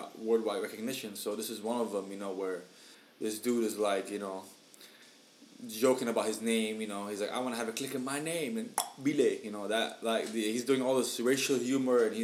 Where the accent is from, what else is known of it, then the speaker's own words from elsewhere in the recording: Syria; now in Michigan, United States; we're from Syria, you know, but we reside in Michigan